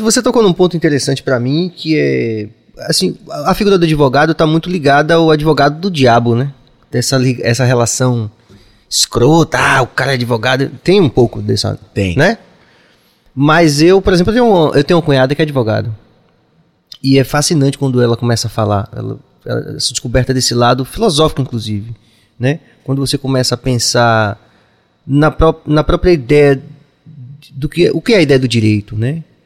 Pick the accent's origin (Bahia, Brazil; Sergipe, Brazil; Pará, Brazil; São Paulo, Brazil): Bahia, Brazil; eu digo a todo mundo que eu sou o regueiro mais carnavalesco do universo e sou baiano